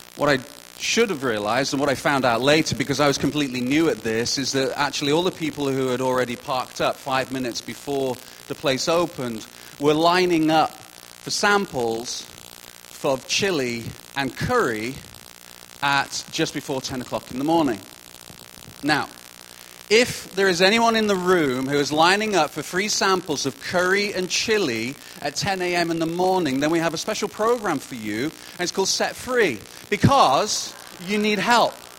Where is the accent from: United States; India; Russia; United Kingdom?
United Kingdom; now in Kelowna, Canada; as a Brit